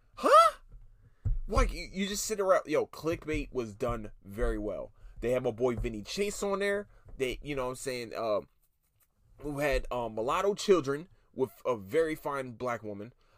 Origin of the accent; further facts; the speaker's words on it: Philadelphia, Pennsylvania, United States; I'm from Philadelphia, Pennsylvania, city of brotherly love